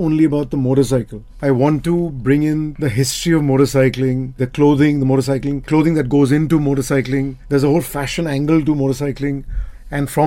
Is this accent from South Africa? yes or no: no; India; we in India